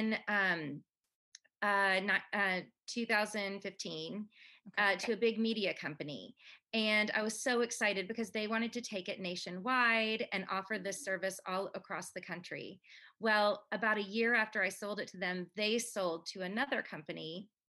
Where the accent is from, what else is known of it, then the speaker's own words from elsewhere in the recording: Canada; now in United States; I'm Canadian